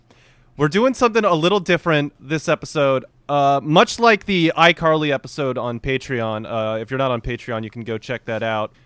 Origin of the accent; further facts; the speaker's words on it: Richmond, Virginia, United States; the Mike Henry School and growing up in Richmond